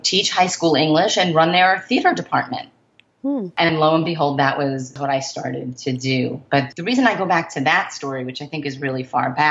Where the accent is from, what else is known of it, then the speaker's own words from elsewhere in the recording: Oceanside, New York, United States; moved away as an adult; I grew up in Oceanside